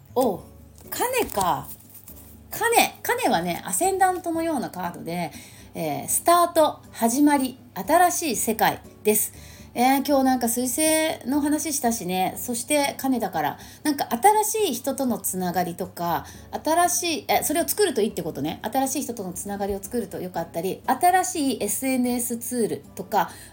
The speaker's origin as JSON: {"language": "Japanese", "area": "St. Luke's International Hospital", "region": "Tokyo", "country": "Japan", "tie": "born or raised there", "said": "聖六加国際病院でね私あの病院で生まれたんですけど"}